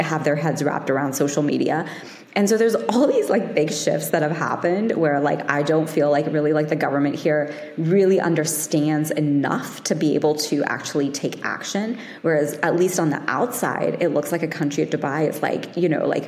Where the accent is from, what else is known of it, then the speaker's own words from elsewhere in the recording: London, United Kingdom; I was born in London